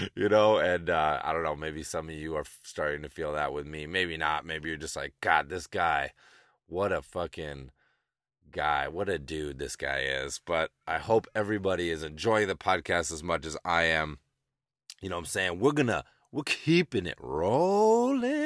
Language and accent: English; Amherst, Massachusetts, United States; growing up in Massachusetts